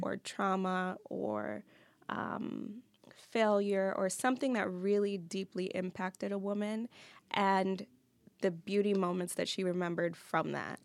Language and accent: English; New York, United States; moved away as an adult; now in Detroit, United States; I'm from New York